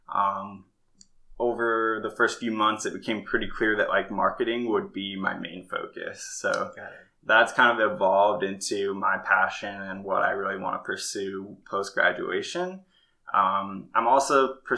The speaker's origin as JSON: {"language": "English", "town": "Farmington", "region": "Utah", "country": "United States", "tie": "born or raised there", "also_born_or_lived": "Arizona", "moved": "as an adult", "said": "I grew up in a place called Farmington, Utah, kind of like a suburb of Salt Lake City"}